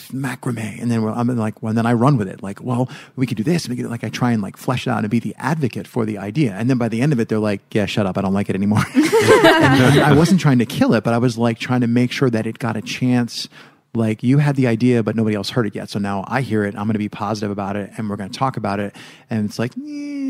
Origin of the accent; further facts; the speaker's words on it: United States; now I'm from America.